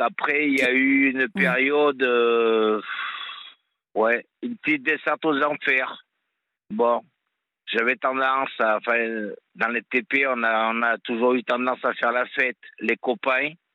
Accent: Auvergne-Rhône-Alpes, France; now in Montpellier, France; je suis auvergnat, donc j'ai grandi euh, avec, des copains, des copines à la ferme

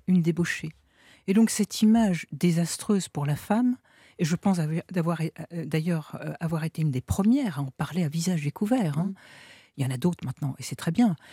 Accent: northern France, France; Donc moi, à 13-14 ans, bah, je viens du nord de la France.

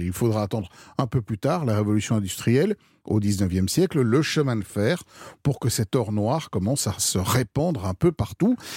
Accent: France; chez nous en France

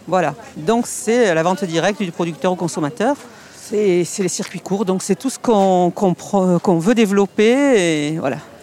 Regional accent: Marseille, Provence-Alpes-Côte d'Azur, France; accent: Marseille; on se moque de notre accent

